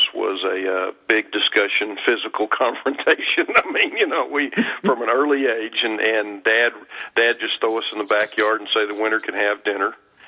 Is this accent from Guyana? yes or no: no; Arlington, Texas, United States; I grew up in Texas. Grew up in Arlington, Texas